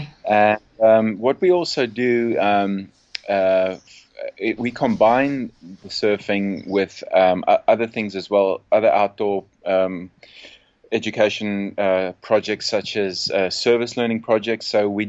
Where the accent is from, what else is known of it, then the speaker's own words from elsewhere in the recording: South Africa; moved away; also born or lived in England; From South Africa, and right. But lived all over the place. I left South Africa in the year 2000. Worked in England for 4 years as a surf coach